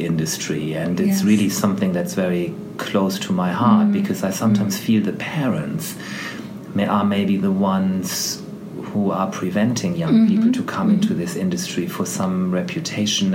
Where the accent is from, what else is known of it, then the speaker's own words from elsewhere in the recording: Germany; moved away as an adult; now in United Kingdom; I was born in Germany and that's just the way you start your professional life there in certain professions